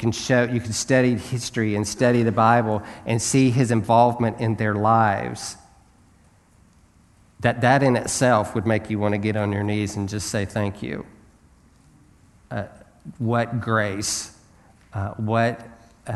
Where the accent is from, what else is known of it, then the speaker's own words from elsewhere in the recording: United States; as an American